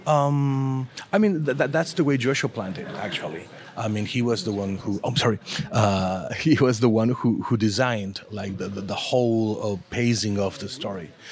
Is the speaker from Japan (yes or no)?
no; Argentina; first language Spanish; English is a second language; I'm from Argentina. Argentina, and uh, I've been working in the comic book industry for almost 30 years now